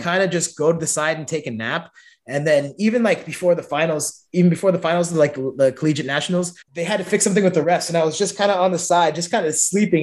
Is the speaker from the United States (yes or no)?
yes; San Francisco, California, United States; I'm from San Francisco. I know all the good food places.